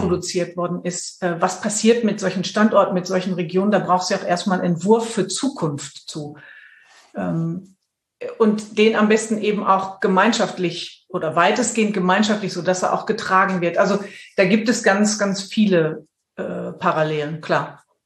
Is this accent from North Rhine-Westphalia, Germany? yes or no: yes; Dortmund, North Rhine-Westphalia, Germany; moved away as an adult; now in Münster, Germany; Ich komme aus dem Pott. Und ähm, ich bin mit Leib und Seele ein, eine Pflanze des Ruhrgebiets